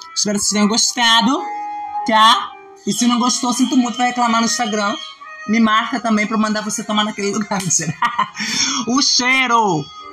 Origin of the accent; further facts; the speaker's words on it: Brazil; Eu, como brasileira